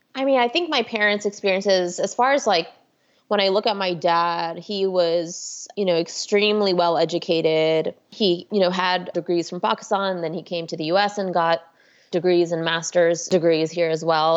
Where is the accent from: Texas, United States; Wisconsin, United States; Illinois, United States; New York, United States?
Texas, United States; Houston; moved away as an adult; now in Washington, D.C., United States; I grew up in Houston, Texas, actually one of the suburbs of Houston. I grew up in the Spring Tomball area